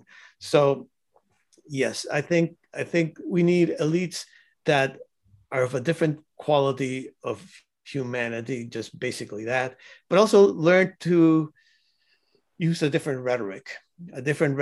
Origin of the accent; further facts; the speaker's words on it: Cuba; I was born in Cuba